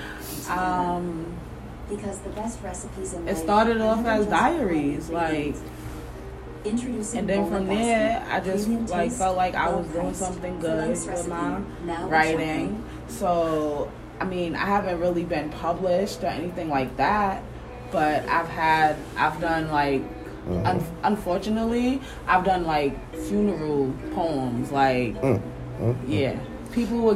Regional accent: United States; my father's from Barbados, but I was born and raised in America

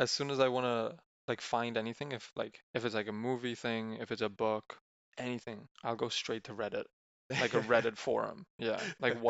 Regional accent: Spain; I'm from Spain, just like Vivek.

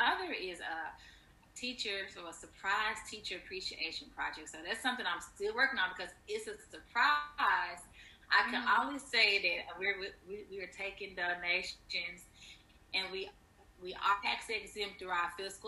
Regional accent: Fayette, Mississippi, United States; we're from the same hometown, Fayette, Mississippi

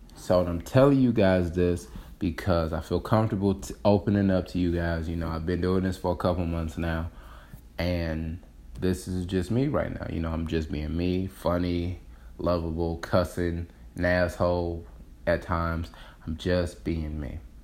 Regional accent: Detroit, Michigan, United States; I got back into Detroit, my hometown

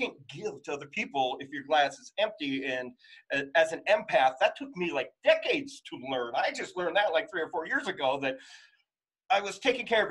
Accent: Utah, United States; also born or lived in California; Growing up in Utah, like and California

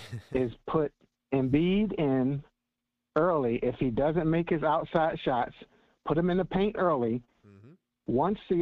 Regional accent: Philadelphia, Pennsylvania, United States; Growing up in Philly, you learn to fight.

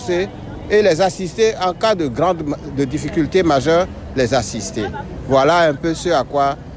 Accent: Benin; En tant que béninois, tout d'abord, je dirais bonne fête à tout, tout chacun.

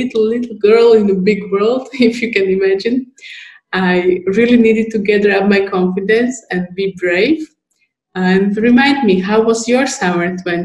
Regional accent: Slovakia; We are both from Slovakia, not living far from each other.

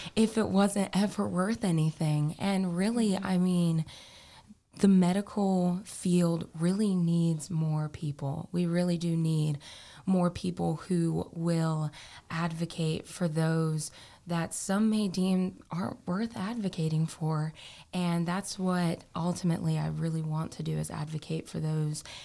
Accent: Morehead City, North Carolina, United States; I am from Moorhead City, North Carolina. So I have been a beach girl all of my life.

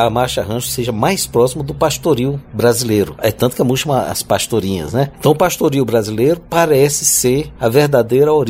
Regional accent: Piauí, Brazil; now in Brasília, Brazil; Eu nasci no Piauí, vim morar em Brasília nos anos 60.

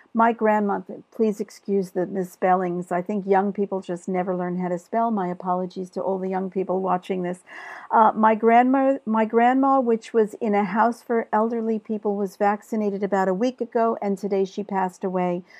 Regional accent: New York, United States; I'm from New York

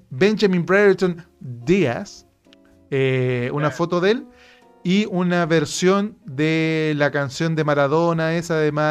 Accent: Chile; como chilenos les pedimos disculpas.

